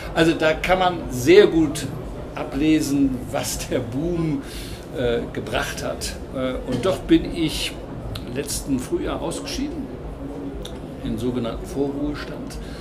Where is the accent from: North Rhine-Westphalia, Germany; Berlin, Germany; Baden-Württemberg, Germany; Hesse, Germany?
North Rhine-Westphalia, Germany; Cologne; now in Hamburg, Germany; Ich bin gebürtiger Kölner.